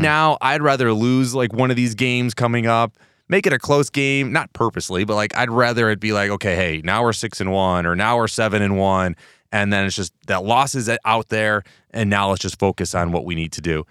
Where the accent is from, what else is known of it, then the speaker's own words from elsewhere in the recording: Chicago, Illinois, United States; I grew up in Chicago